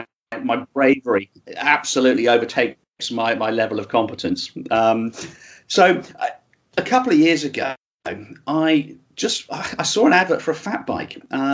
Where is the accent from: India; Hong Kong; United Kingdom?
Hong Kong; also born or lived in Singapore; I grew up in Hong Kong and Singapore, and there's a lot of concrete there.